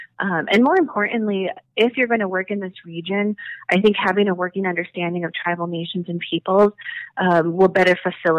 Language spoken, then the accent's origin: English; Fort Peck, northeast Montana, United States; moved away; I am Dakota from the Sisseton Wahpeton Bands. I'm an enrolled citizen of the Fort Peck Sioux and Assiniboine tribe, and we're located in northeast Montana. So I grew up in my community